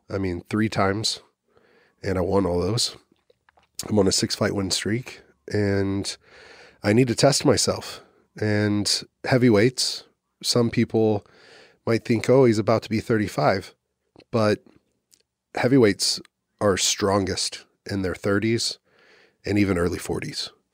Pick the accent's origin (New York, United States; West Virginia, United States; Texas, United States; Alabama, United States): Texas, United States; also born or lived in Oklahoma City; now in Austin, United States; I'm a Texan